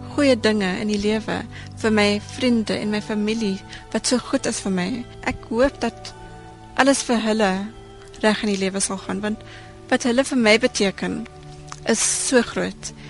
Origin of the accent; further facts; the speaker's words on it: South Africa; as Suid-Afrikaners is ons uniek